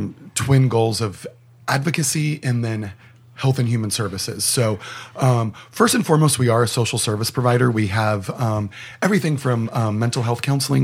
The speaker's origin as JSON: {"language": "English", "town": "San Diego", "region": "California", "country": "United States", "tie": "born or raised there", "said": "I pretty much grew up in Hillcrest. I was born at UCSD Hospital in Hillcrest. I've been hanging out in the neighborhood since I was about 6 years old because my mom worked in Hillcrest. So, I really grew up in what's called Allied Gardens"}